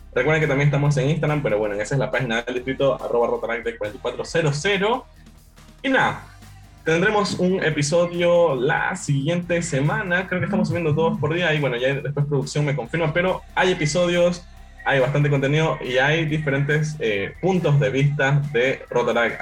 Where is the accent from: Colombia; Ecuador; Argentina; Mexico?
Ecuador; como ecuatorianos tenemos como esta calidad, esta calidez